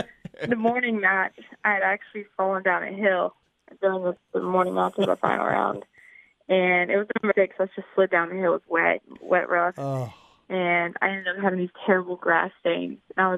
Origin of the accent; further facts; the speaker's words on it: Columbia, South Carolina, United States; So I'm from Columbia.